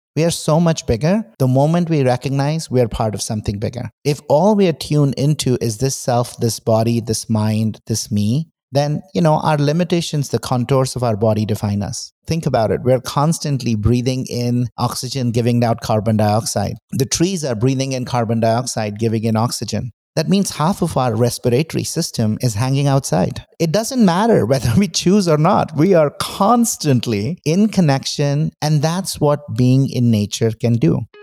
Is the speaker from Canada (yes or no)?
no; India; moved away; I grew up in India, but I was not very spiritual